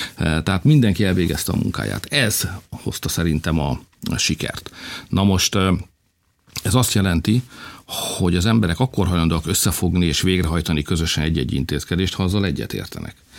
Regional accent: Felcsút, Fejér, Hungary; also born or lived in Alcsút; mi mindannyian ott felcsúton, meg alcsúton úgy gondoltuk, hogy mi egy nagy nemzethez tartozunk

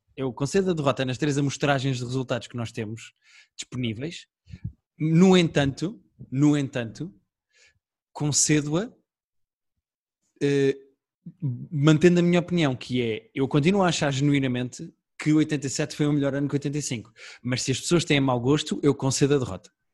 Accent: Portugal; Eu também sou português

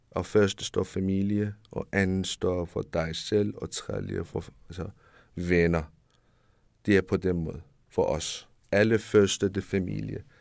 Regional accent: Capital Region of Denmark, Denmark; Det kommer sig selv, jeg siger, jeg er fra Nordsjælland, fra den by.

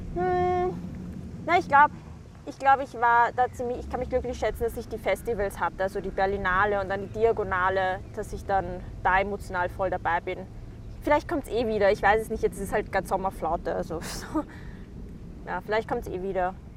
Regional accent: Vienna, Austria; ich komme aus Wien, ursprünglich meine Eltern aus dem Irak

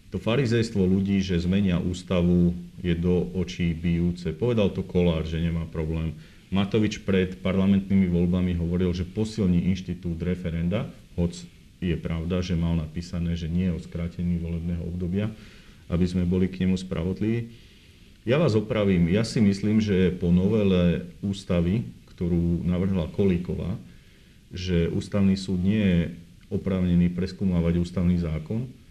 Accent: Revúca, Banská Bystrica Region, Slovakia; Ja som z Revúcej

